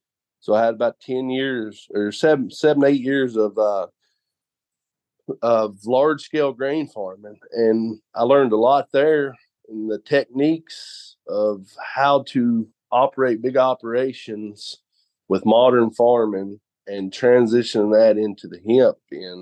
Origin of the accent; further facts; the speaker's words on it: Raywick, Kentucky, United States; So I grew up in, my hometown, Raywick